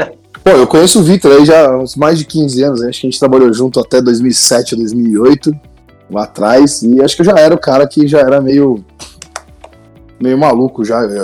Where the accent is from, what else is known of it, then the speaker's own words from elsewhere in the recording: Santo André, São Paulo, Brazil; eu sou de Santo André